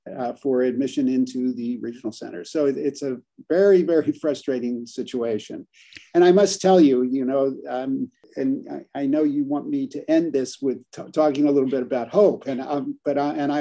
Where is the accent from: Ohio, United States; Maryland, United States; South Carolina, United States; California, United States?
California, United States; I'm from California